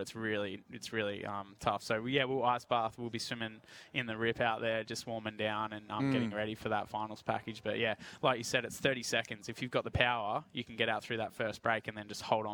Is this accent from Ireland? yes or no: no; Hobart, Tasmania, Australia; growing up in Hobart